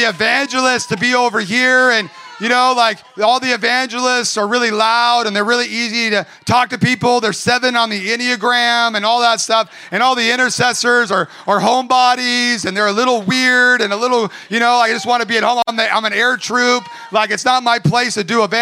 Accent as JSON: {"language": "English", "area": "Orange County", "region": "California", "country": "United States", "tie": "born or raised there", "also_born_or_lived": "Redding, California", "said": "I grew up in Orange County."}